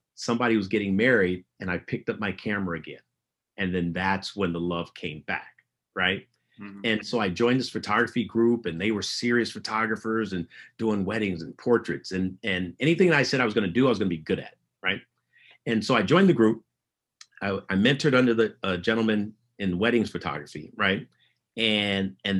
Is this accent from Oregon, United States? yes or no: no; San Francisco, California, United States; growing up in San Francisco as a teenager